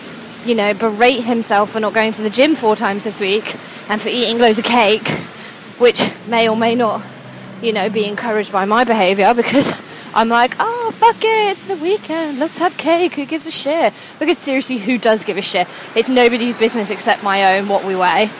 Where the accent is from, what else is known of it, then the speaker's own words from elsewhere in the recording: United Kingdom; now in London, United Kingdom; being British